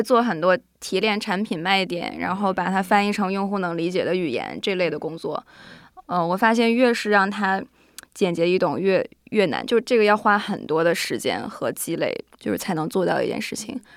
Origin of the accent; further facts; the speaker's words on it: Northeast China, China; accent: Northeastern (Dongbei); moved away; also born or lived in Singapore / United States; 然后因为我是东北人嘛